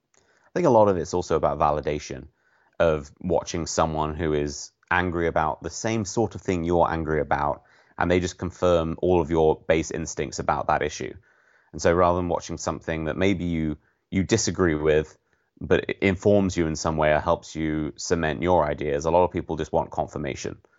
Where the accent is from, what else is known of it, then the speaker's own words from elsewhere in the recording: United Kingdom; being British